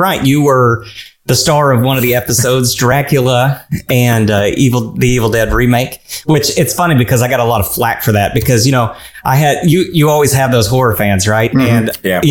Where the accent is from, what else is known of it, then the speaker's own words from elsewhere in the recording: Norfolk, Virginia, United States; hailing from Norfolk, Virginia in the good old United States